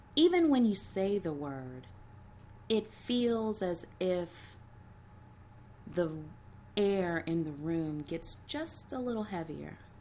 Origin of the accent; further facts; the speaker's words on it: Huntsville, Alabama, United States; moved away as an adult; also born or lived in Loma Linda, California; now in Washington, D.C., United States; we grew up together in the South in Huntsville